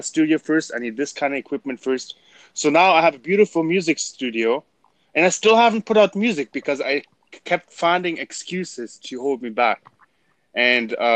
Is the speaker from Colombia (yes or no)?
no; Bad Oeynhausen, North Rhine-Westphalia, Germany; accent: German; English is a second language; now in Canada; I was born in Germany, moved to Canada in 2007. So I'm a German Canadian